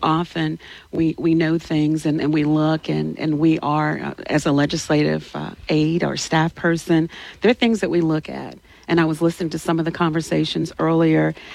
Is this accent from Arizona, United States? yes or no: no; Alexandria, Louisiana, United States; now in Baton Rouge, United States; I'm from Louisiana, born and raised in Louisiana. I'm from Alexandria. I graduated from Alexandria Senior High.